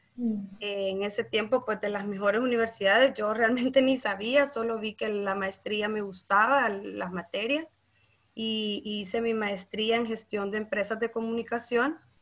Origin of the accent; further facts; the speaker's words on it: Santa Ana, El Salvador; yo soy de Santa Ana, eh, mi pueblo natal